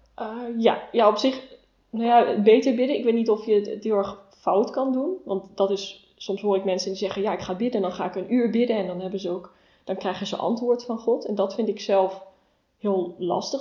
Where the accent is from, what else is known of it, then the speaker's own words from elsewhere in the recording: Rosmalen, North Brabant, Netherlands; moved away as an adult; now in Nijmegen, Netherlands; Ik ben geboren en opgegroeid in Rosmalen